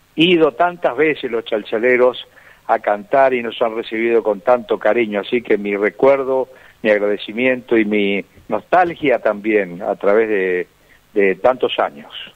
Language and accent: Spanish; Resistencia, Chaco, Argentina; cuando yo nací en Resistencia, me hicieron un monolito, eh, se llama Esquina …, donde yo empecé a cantar